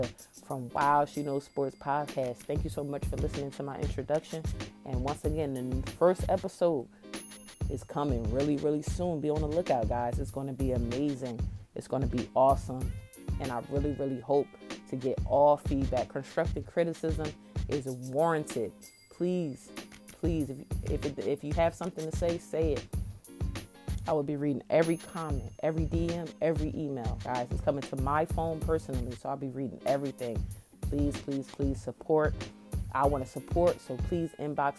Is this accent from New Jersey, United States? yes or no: yes; Trenton, New Jersey, United States; I'm from Trenton, New Jersey